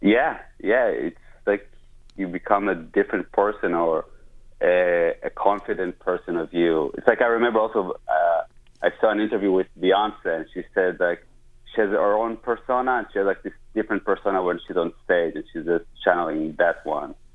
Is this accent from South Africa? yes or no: no; Israel; moved away as an adult; now in United States; I'm from Israel originally